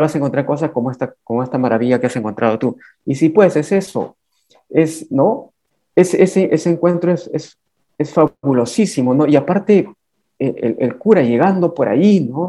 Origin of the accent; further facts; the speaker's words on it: Huangáscar, Lima, Peru; Es uno de los 33 distritos de la provincia de Yauyos que se llama Huangáscar. Es mi pueblo natal.